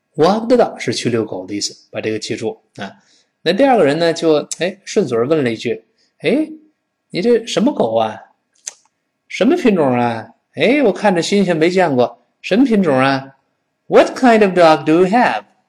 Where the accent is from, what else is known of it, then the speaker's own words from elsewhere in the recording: China; 我们中国人嘛